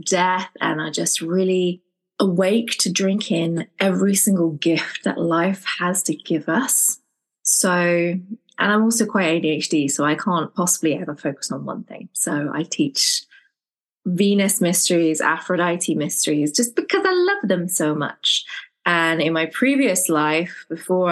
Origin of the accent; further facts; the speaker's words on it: England, United Kingdom; I'm from England